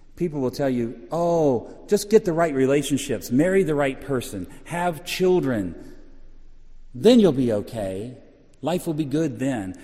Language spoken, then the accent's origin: English; Orlando, Florida, United States; I'm from Orlando.